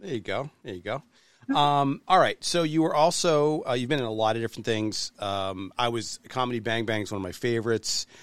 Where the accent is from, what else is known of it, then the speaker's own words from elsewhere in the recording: New Hampshire, United States; I'm from New Hampshire, not quite from Boston